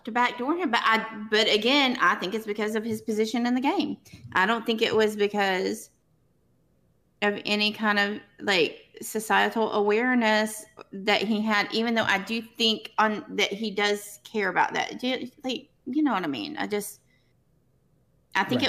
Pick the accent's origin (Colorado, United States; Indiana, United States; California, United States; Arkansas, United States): Arkansas, United States; I'm from Arkansas